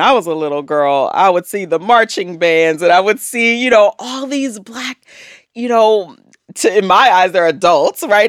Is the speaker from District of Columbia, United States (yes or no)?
yes; Washington, District of Columbia, United States; growing up in Washington